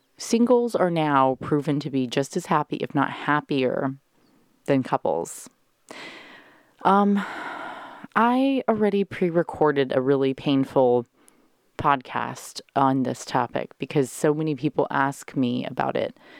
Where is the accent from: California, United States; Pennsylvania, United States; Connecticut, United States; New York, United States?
California, United States; Carlsbad; moved away; it's my hometown, bitches. I grew up here, went to Carlsbad High